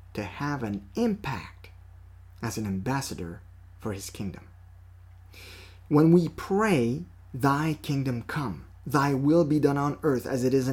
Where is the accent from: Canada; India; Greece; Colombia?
Canada; Quebec; accent: French; our native province of Quebec